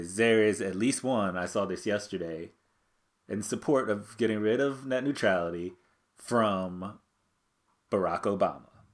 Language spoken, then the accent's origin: English; America's Roller Coast, Ohio, United States; we grew up on America's rock and roller coast